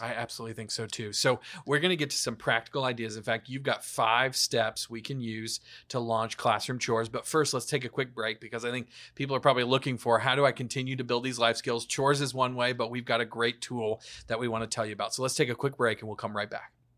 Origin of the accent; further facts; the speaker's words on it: the South, United States; also born or lived in Atlanta; I grew up in the South